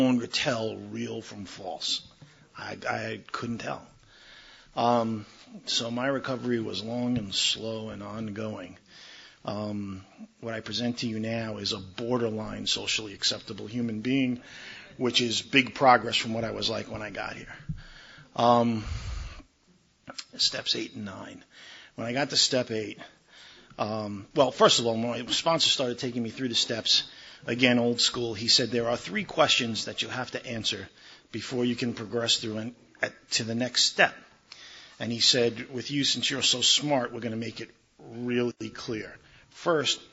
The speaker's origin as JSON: {"language": "English", "region": "New York", "country": "United States", "tie": "born or raised there", "moved": "as an adult", "lives_now": "Maryland, United States", "said": "I'm originally from New York. I grew up there, I got drunk there, and I got sober there"}